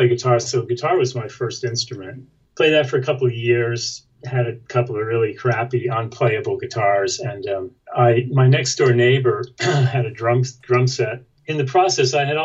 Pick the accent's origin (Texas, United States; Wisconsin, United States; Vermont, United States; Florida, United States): Florida, United States; also born or lived in New York; we moved to Florida where I grew up. I was born in New York, family moved to Florida, and I grew up there, went to school there